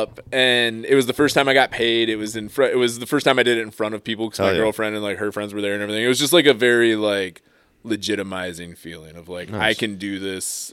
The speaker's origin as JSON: {"language": "English", "town": "Fenton", "region": "Michigan", "country": "United States", "tie": "born or raised there", "said": "I grew up in Fenton"}